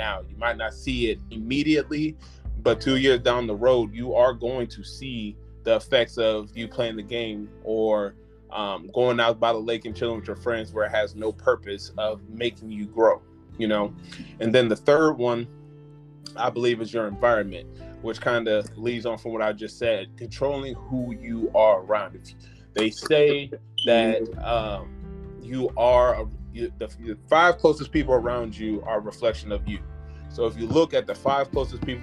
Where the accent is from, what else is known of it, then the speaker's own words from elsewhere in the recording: Springfield, Illinois, United States; moved away as an adult; now in Charlotte, United States; I'm from Springfield, Illinois, and in my hometown